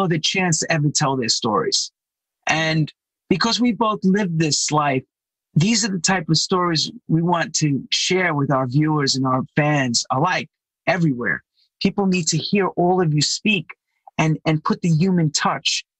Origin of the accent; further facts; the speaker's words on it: United States; I'm American